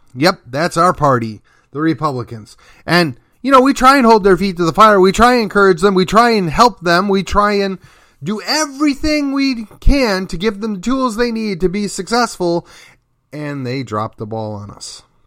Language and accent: English; Milwaukee, Wisconsin, United States; now in McKinney, United States; my home state and city of Milwaukee